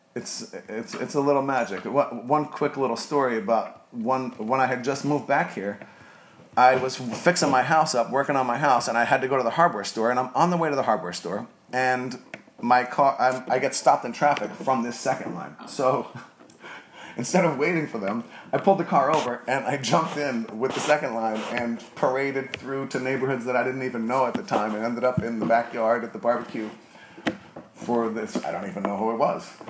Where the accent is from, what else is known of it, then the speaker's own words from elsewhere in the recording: New Jersey, United States; now in New Orleans, United States; I grew up in New Jersey